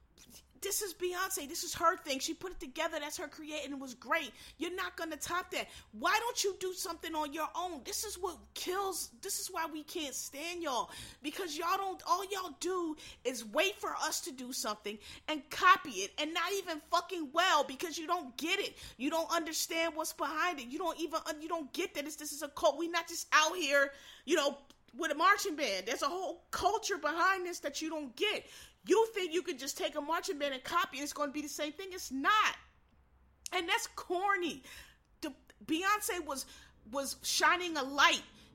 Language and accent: English; Philadelphia, Pennsylvania, United States; I grew up in Philadelphia